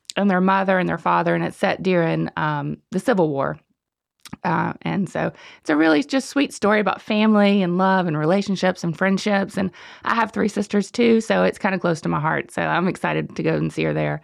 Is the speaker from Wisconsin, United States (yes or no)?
no; Shelby, North Carolina, United States; now in Cornelius, United States; I'm from Shelby.